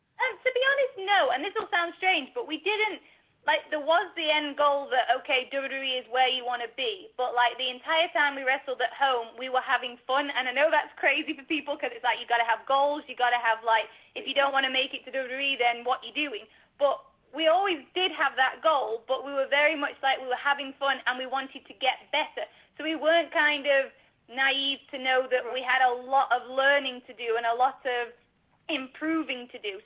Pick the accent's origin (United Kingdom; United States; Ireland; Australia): United Kingdom; Stockport, North West England; We are from Stockport, England